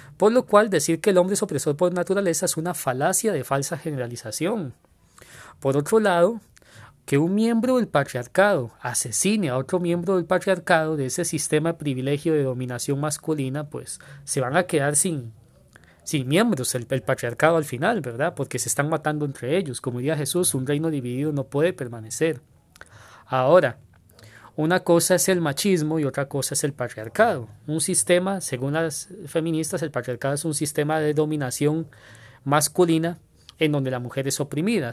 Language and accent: Spanish; Costa Rica; Acá en mi país